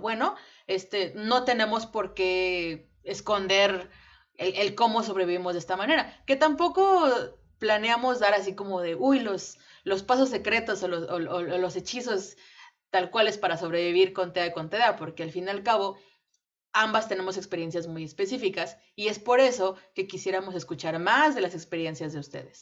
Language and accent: Spanish; Mexico; nosotras somos eh, nacidas y criadas en México